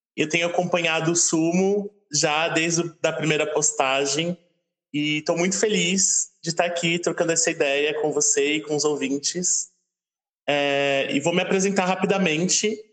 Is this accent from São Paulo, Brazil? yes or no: yes; São Paulo, Brazil; eu que sou de São Paulo